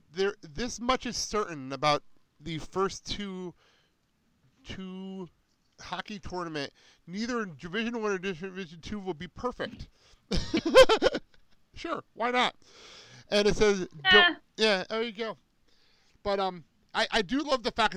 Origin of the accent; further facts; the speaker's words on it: Garfield, New Jersey, United States; moved away; I'm a proud Boilermaker from my hometown of Garfield